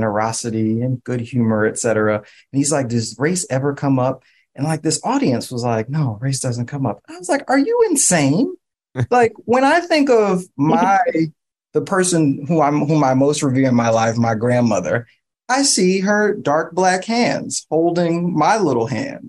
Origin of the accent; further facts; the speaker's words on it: New York City, New York, United States; I grew up in East Harlem